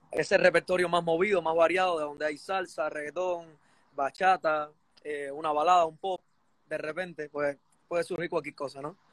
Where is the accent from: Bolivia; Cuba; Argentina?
Cuba; Chambas, Ciego de Ávila; now in Spain; en Cuba yo nací en un pueblo, yo nací, de, la zona central de Cuba, ciego de Ávila. Soy de un pueblo que se llama Chamba